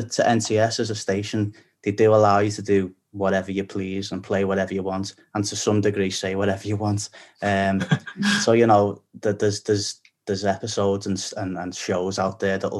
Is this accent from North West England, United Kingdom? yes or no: yes; Liverpool, North West England, United Kingdom; accent: Scouse; moved away as an adult; now in London, United Kingdom; as a Scouser